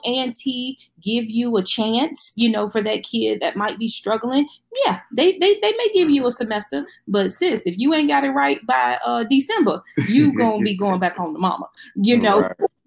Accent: Charlotte, North Carolina, United States; moved away as an adult; also born or lived in Destin, Florida; now in Atlanta, United States; I'm from Charlotte, North Carolina

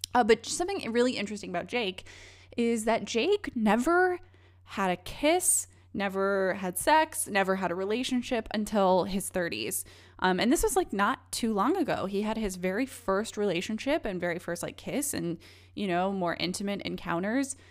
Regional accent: Missouri, United States; now in Los Angeles, United States; I grew up in Missouri

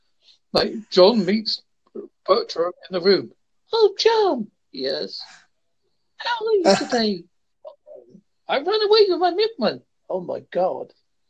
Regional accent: South West England, United Kingdom; small place called Devon.

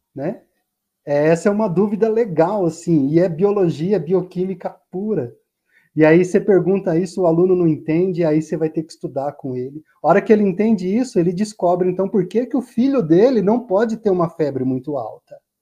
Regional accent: Rondônia, Brazil; moved away; lá em Rondônia, de onde eu venho

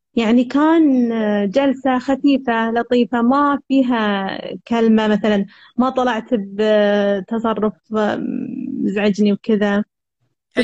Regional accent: Al-Ahsa, Eastern Province, Saudi Arabia; السعودية الحسا

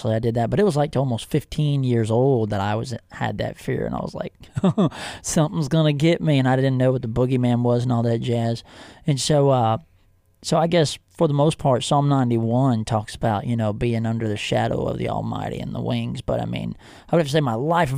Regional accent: Hillsboro, Texas, United States; also born or lived in Waco, Texas; I was born in Waco, but I actually grew up about 30 minutes north of there in Hillsboro, Texas

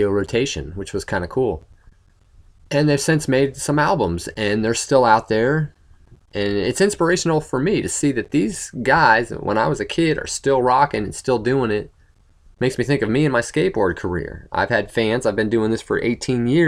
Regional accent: Worcester, Massachusetts, United States; the College of Worcester, which was my hometown

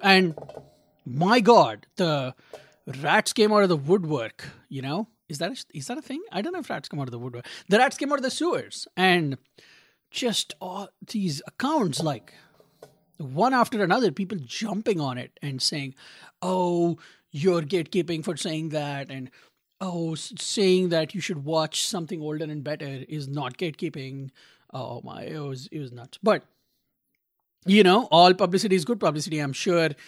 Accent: India; now in Little Rock, United States; as an Indian who grew up in a tropical country

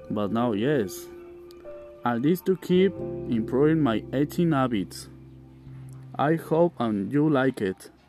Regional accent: Tototlán, Jalisco, Mexico; English is a second language; I am from Tototlan. I live in Tototlan. It is located between Atotonilco, Ocotlan, and Zapotlanejo. I am 20 years old

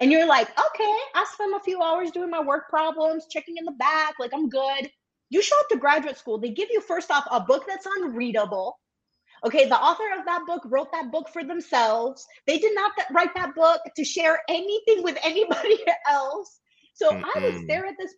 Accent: Milwaukee, Wisconsin, United States; I grew up in Milwaukee, and my mom was here

